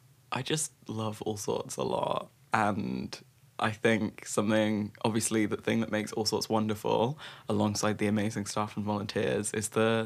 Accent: Brighton, South East England, United Kingdom; I was brought up in Brighton

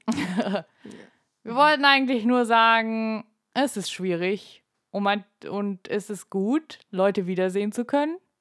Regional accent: Germany; bei uns in Deutschland

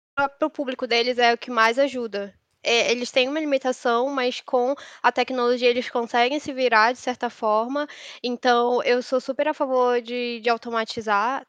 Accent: Manaus, Amazonas, Brazil; moved away as an adult; now in São Paulo, Brazil; eu me mudei para São Paulo. Me mudei para São, eu sou de Manaus

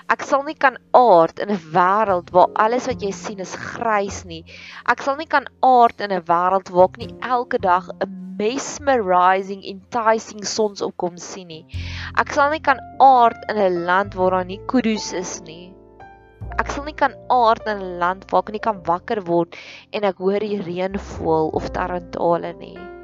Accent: South Africa; ons as Suid-Afrikaners

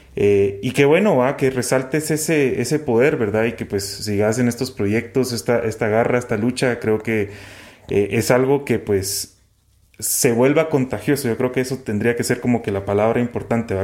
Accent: Guatemala; como sociedad guatemalteca

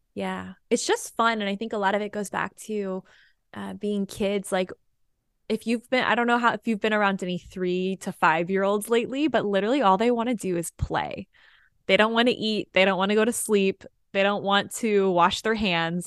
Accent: Austin, Texas, United States; also born or lived in Hawaii; I'm from Austin, so I was halfway through my degree in Austin

